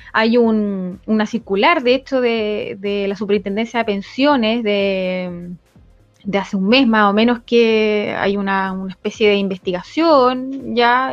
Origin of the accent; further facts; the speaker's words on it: Chile; nosotros como, chilenos